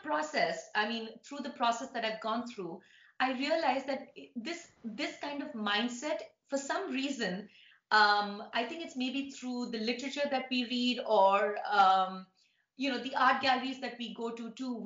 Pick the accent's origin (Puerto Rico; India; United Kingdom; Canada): India; now in New York City, United States; being an Indian, growing up in India, but living in New York